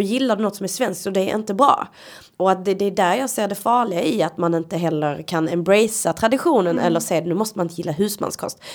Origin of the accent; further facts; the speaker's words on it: Sweden; jag kommer ju inte från Sverige. Min, min historia finns ju inte här. Men jag är ju ändå uppvuxen här i ett extremt vitt svenskt samhälle